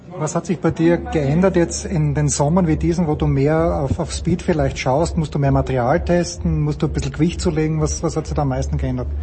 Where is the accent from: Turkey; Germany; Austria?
Austria; Styria; ich bin Steirer